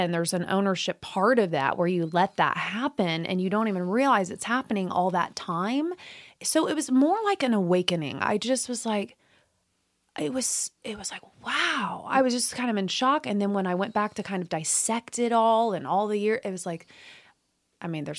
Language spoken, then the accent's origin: English; Midwest, United States; moved away as an adult; also born or lived in Indiana; I was from the Midwest. I lived in Indiana.